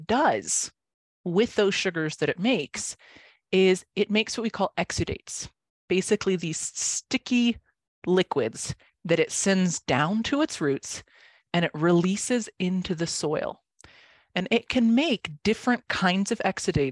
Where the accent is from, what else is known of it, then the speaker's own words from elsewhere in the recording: Santa Fe, New Mexico, United States; I'm from Santa Fe